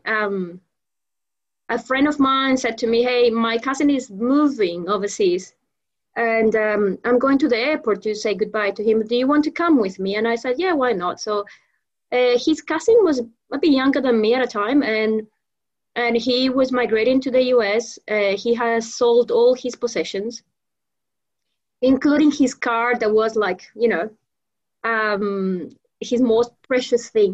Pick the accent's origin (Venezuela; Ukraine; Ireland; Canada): Venezuela; moved away as an adult; also born or lived in Melbourne, Australia; now in Australia; I migrated, or I went back to Venezuela when I what? was about six months